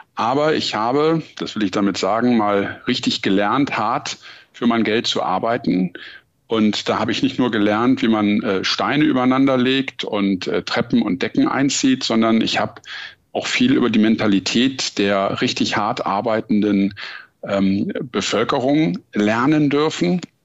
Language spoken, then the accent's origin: German; Hamburg, Germany; also born or lived in Frankfurt am Main; Hamburg ist auch meine Heimatstadt. Ich würde mich, obwohl ich in Frankfurt am Main das Licht der Welt erblickt habe, auch immer als Hamburger Jung bezeichnen